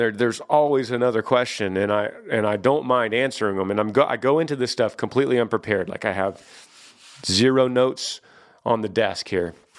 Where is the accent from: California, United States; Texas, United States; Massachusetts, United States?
Texas, United States; I've moved back to my home state of Texas, and I've been here for twenty years